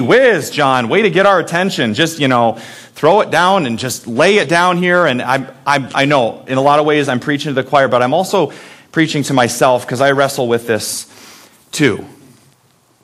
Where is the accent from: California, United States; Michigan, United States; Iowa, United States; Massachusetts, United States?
Iowa, United States; also born or lived in Minnesota; I moved to Iowa when I was 8 weeks old, so I consider this as my home, even though I was born in Minnesota